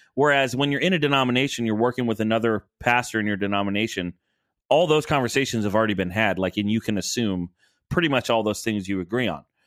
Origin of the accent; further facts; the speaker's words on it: Rockford, Illinois, United States; moved away; also born or lived in Orlando; I was born in Rockford